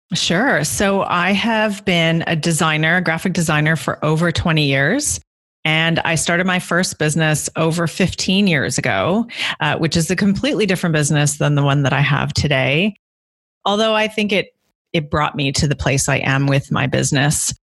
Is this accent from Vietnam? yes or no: no; Guelph, Ontario, Canada; moved away as an adult; also born or lived in London, United Kingdom / Copenhagen, Denmark; now in Toronto, Canada; I'm originally from Guelph, which is about an hour outside of Toronto